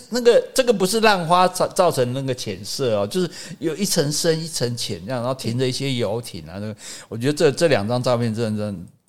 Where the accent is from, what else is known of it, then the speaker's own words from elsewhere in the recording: Taiwan; 我们台湾人比较夸张啦